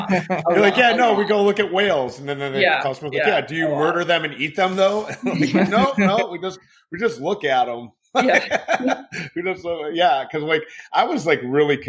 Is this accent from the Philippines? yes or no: no; Detroit, Michigan, United States; I'm from Detroit